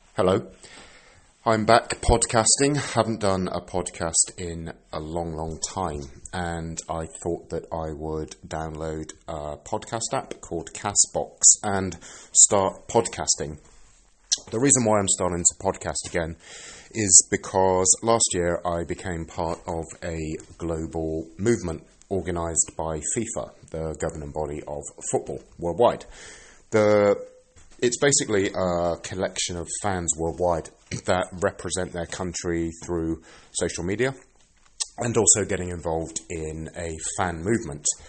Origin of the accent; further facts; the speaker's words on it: England, United Kingdom; now in Sweden; I'm British